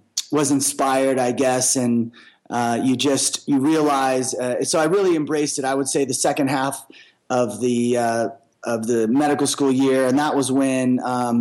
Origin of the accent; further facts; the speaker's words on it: Seattle, Washington, United States; moved away as an adult; also born or lived in Little Rock, Arkansas; I was born in the South in Little Rock, Arkansas, and spent a few years there. And then we migrated to Seattle when I was 4, and I spent most of my life there